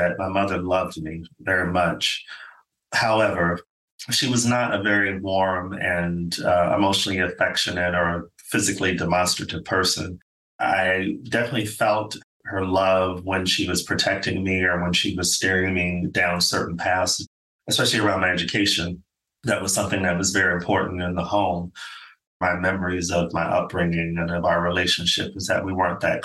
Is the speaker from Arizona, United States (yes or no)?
yes; Phoenix, Arizona, United States; moved away as an adult; also born or lived in Los Angeles, California / Stockholm, Sweden / United Kingdom; I am an American. I'm originally from Phoenix, Arizona, and spent 20 plus years living in Los Angeles, California.